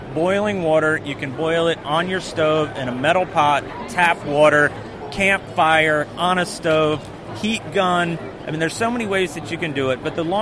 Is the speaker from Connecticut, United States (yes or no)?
no; New Jersey Shore, United States; moved away as an adult; now in South Carolina, United States; grew up surf fishing on the New Jersey Shore